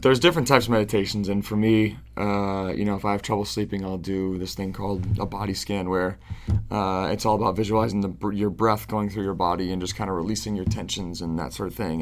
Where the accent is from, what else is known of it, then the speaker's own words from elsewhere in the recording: Syracuse, New York, United States; I was born and raised in Syracuse, New York